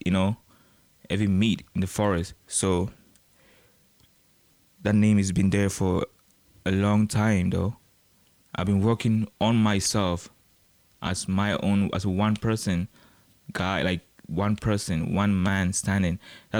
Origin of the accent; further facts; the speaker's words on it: West Coast, United States; You know, I'm from the West Coast, you know.